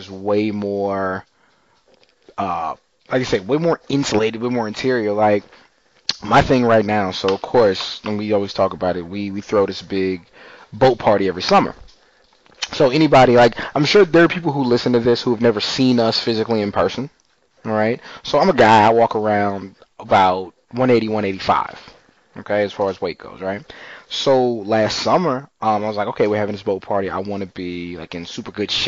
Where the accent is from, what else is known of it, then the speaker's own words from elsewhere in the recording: Texas, United States; growing up in Texas